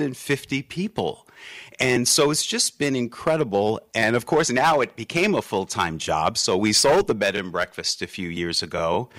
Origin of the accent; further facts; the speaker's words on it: New York City, New York, United States; moved away; also born or lived in New Orleans; I grew up Catholic in Queens, New York.